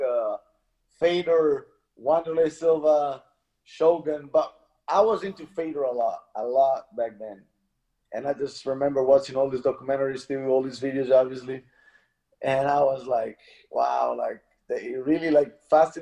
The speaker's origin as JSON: {"language": "English", "town": "Mezzocorona", "region": "Trentino-Alto Adige", "country": "Italy", "tie": "born or raised there", "said": "Mezzo Corona is the name of my place."}